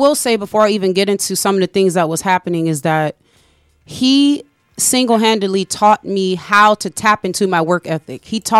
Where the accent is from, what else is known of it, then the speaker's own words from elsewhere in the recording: Chicago, Illinois, United States; So I'm from Chicago originally